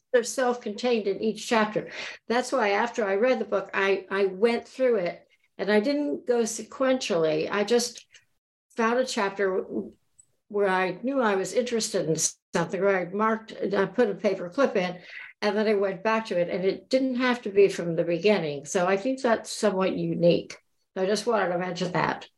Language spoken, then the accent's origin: English; Florida Keys, United States; I grew up in the Keys